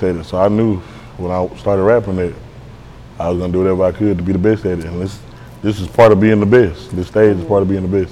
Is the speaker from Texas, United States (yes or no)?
yes; Dallas, Texas, United States; I'm from Pleasant Grove